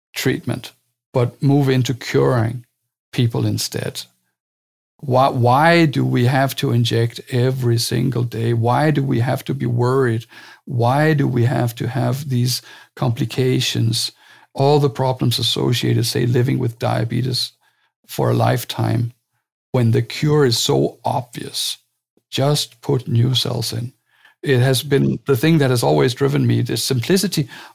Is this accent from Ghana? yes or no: no; Denmark; I come from Denmark